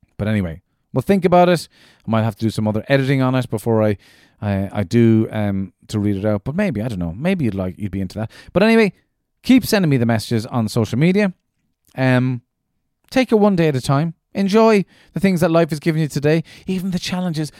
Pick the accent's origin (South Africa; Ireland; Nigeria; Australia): Ireland; Midleton, Munster; also born or lived in United Kingdom; where I grew up in Middleton, in East Cork